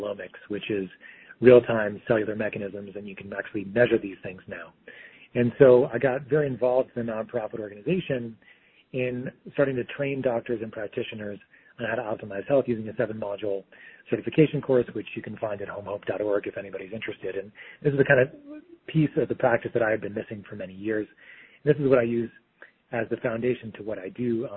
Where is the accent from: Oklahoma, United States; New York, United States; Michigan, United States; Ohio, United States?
New York, United States; Long Island; I'm from New York. I grew up on Long Island